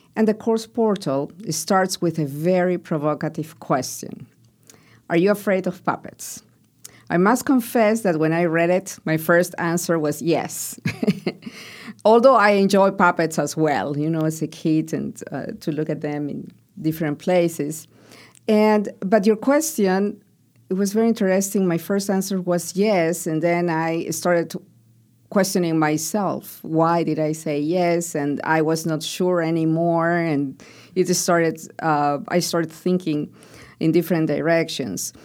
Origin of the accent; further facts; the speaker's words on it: Peru; moved away; where I grew up in Peru